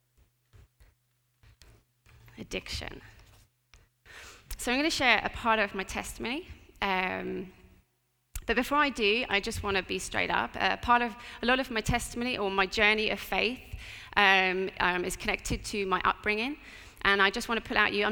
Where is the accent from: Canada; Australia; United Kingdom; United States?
United Kingdom; Portsmouth, South East England; I grew up in Portsmouth